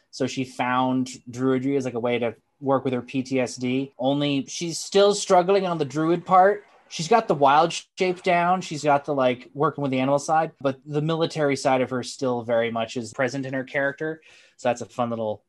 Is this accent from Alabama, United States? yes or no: no; White Mountains, New Hampshire, United States; now in Manchester, United States; I am from New Hampshire, East Coast boy, born and raised, originally grew up in the White Mountains.